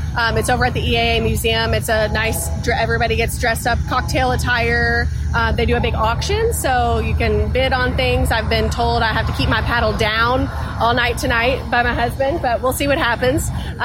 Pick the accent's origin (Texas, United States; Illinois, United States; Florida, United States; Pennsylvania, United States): Florida, United States; now in Kentucky, United States; people that I grew up flying with in Florida